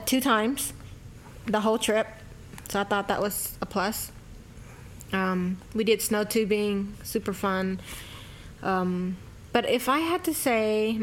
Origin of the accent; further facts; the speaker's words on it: Mobile, Alabama, United States; Born and raised in Mobile, Alabama.